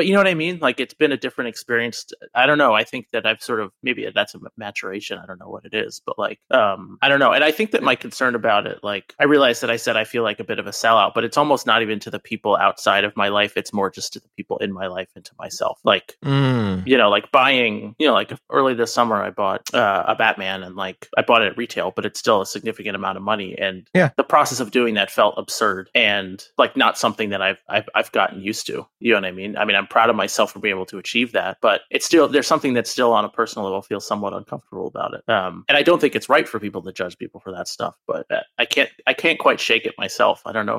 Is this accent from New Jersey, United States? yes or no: yes; New Jersey, United States; I grew up with in New Jersey, like a small town in New Jersey.